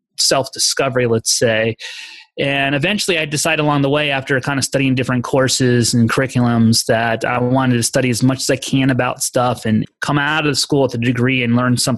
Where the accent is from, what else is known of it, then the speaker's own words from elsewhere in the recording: East Coast, United States; moved away as an adult; also born or lived in Colorado; from where I grew up on the East Coast, where I moved and studied in college, which is in Colorado, and then moving eventually out here out West